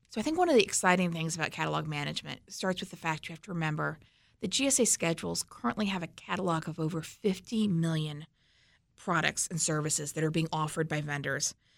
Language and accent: English; Missouri, United States; I'm from Missouri